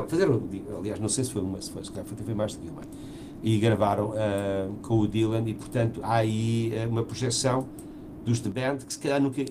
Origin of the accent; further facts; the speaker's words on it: Portugal; eu venho de Portugal, não venho da Ibéria